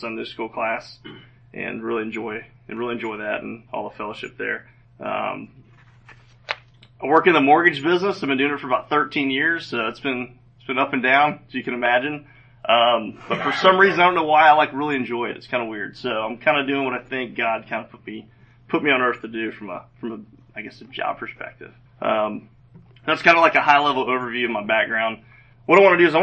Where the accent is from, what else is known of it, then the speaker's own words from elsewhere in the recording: Roswell, Georgia, United States; also born or lived in Gainesville, Georgia; we moved down to Roswell and lived there pretty much my whole, I guess, young adult or adolescent youth part of my life